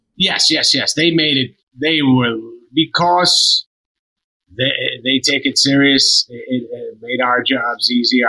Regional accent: near Boston, Massachusetts, United States; I grew up near near Boston

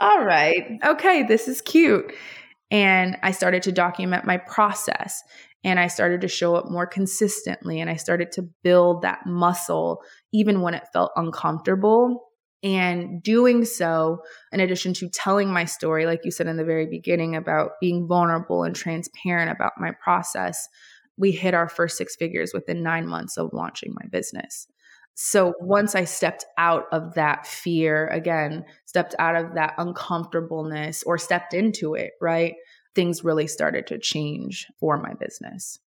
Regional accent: Honolulu, Hawaii, United States; also born or lived in New York; now in Los Angeles, United States; So, I was born and raised in Honolulu, Hawaii. I'm an island girl

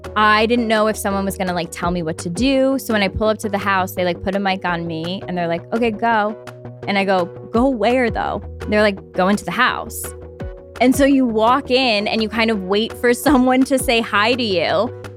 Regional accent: Albany, New York, United States; I grew up in upstate New York in Albany.

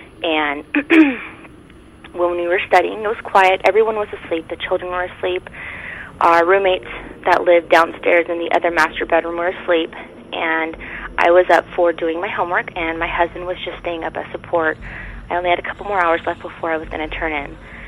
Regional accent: California, United States; I'm originally from California, but I'm a dependent of a military member in the service, so I move around a lot.

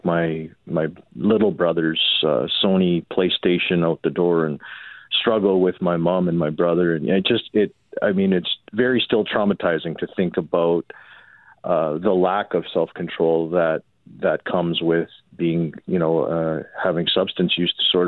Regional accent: Winnipeg, Manitoba, Canada; I grew up in St. Boniface.

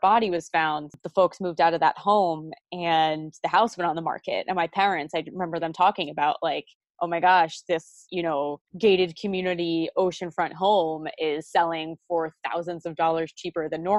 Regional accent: Long Island, New York, United States; So I grew up on Long Island

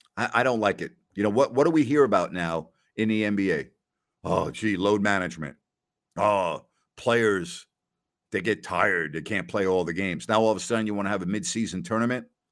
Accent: New York, United States; moved away; also born or lived in Bowling Green; I grew up in New York, diehard Rangers fan, been watching hockey all my life.

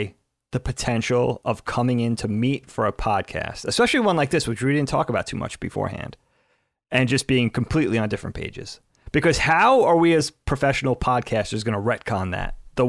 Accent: Northeast, United States; growing up in the Northeast, the woods were a big part of our surroundings. We grew up in the suburbs

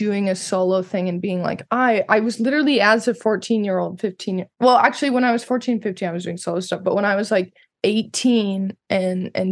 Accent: Montana, United States; also born or lived in Los Angeles; I grew up in Montana mainly

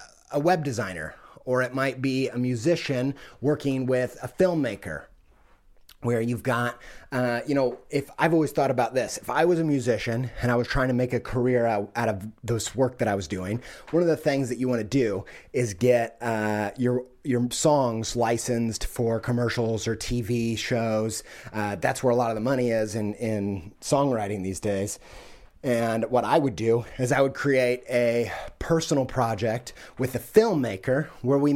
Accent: Midwest, United States; I'm from the Midwest.

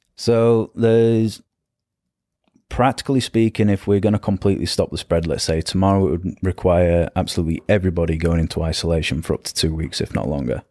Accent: the north of England, United Kingdom; moved away as an adult; I grew up in England, in the north of England. Uh, moved down to south of England

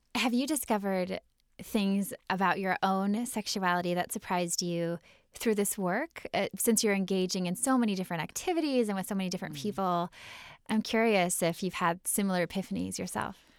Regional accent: Midwest, United States; I'm from the Midwest

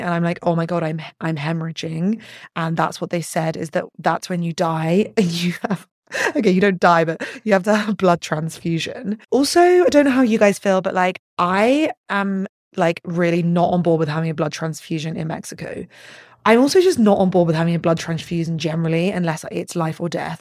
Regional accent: London, United Kingdom; moved away; So I'm from London.

